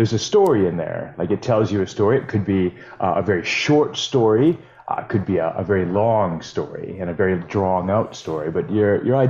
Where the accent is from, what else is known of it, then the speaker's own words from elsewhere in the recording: Saskatoon, Saskatchewan, Canada; now in Calgary, Canada; I grew up in Saskatoon.